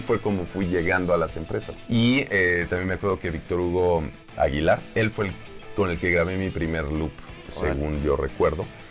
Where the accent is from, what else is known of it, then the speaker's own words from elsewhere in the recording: Mexico; moved away as an adult; also born or lived in New York, United States; de México